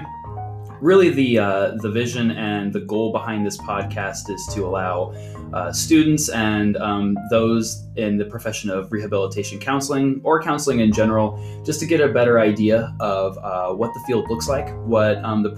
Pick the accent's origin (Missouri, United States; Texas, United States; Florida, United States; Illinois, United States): Illinois, United States; Central; moved away; I am originally from Central Illinois.